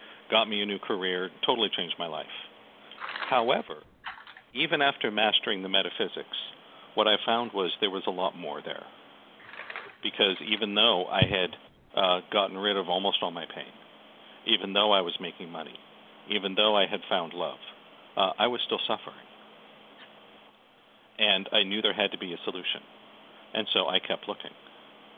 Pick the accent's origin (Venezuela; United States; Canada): United States; I'm an American